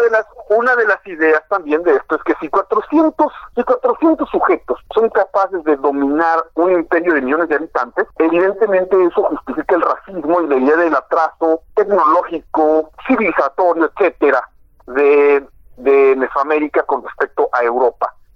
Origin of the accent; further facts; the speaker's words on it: Mexico; concebirnos como mexicanos